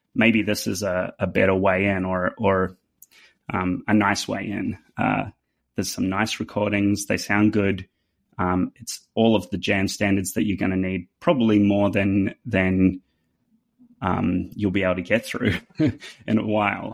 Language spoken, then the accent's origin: English; New Zealand; accent: New Zealand; now in Nashville, United States; my New Zealand accent